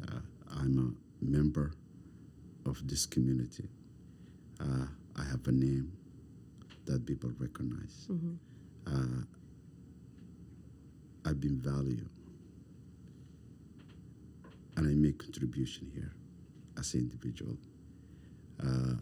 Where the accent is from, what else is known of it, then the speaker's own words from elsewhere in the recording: Somalia; English is a second language; moved away as an adult; also born or lived in refugee camp; now in Halifax, Canada; I come from Somalia. I come from Africa.